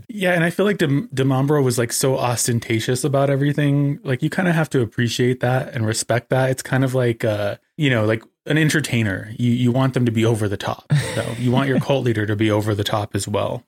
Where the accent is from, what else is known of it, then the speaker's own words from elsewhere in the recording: American Desert Southwest, United States; being an American